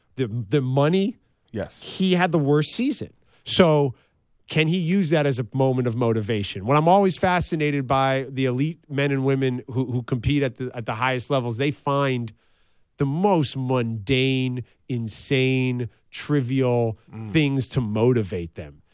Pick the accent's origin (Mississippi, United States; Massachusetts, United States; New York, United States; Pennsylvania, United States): New York, United States; New York City; now in Los Angeles, United States; I was mm. born and raised in New York City